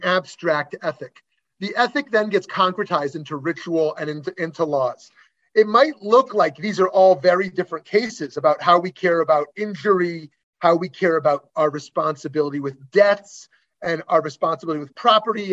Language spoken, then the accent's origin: English; Canada; myself as a Canadian